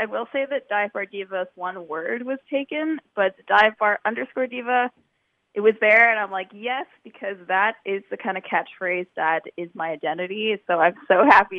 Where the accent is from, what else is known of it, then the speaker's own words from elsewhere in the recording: Hamilton, Ontario, Canada; moved away as an adult; now in Etobicoke, Canada; I am born and raised in Hamilton. I'm actually bunkering out in Etobicoke. I've been living here the last few years